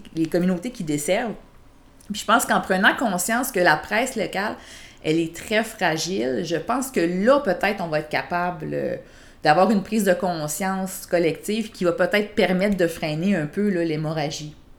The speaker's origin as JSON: {"language": "French", "town": "Quebec City", "region": "Quebec", "country": "Canada", "also_born_or_lived": "Sainte-Julie", "moved": "as an adult", "lives_now": "Granby, Canada", "said": "je viens de Québec"}